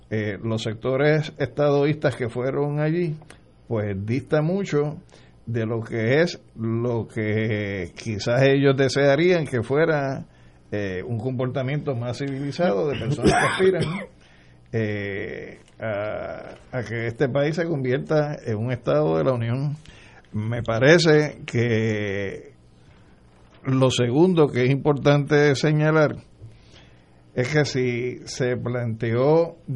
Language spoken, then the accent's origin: Spanish; Puerto Rico; lo que somos los puertorriqueños.